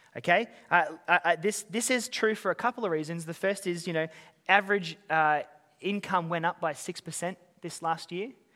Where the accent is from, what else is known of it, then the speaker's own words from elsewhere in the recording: Australia; moved away as an adult; now in Auckland, New Zealand; I'm, I'm an Aussie, I've been here for